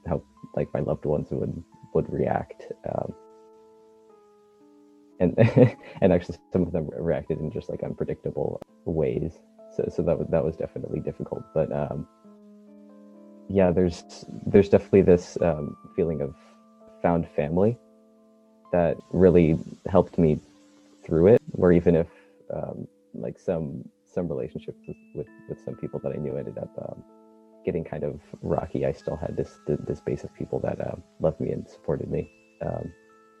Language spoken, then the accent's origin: English; Bay Area, California, United States; where I grew up in the Bay Area